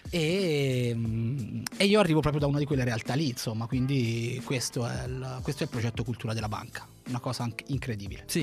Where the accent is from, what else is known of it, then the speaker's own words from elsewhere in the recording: Cortona, Tuscany, Italy; moved away as an adult; also born or lived in Turin; now in Milan, Italy; io arrivo da un piccolo paesino della Toscana che si chiama Cortona.